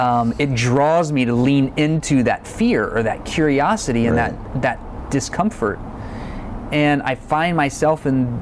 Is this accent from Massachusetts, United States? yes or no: no; Texas, United States; growing up in South Texas, especially being a child of the war on drugs era